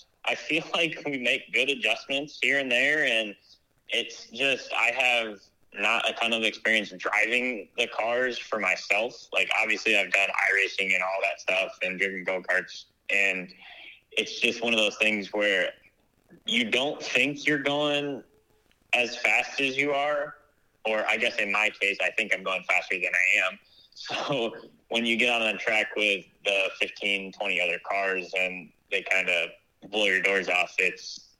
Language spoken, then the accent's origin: English; Michigan, United States; also born or lived in Guam; I was born in Guam, which is not something most people can say. So we moved to Michigan when I was pretty young, and I kind of bounced around back and forth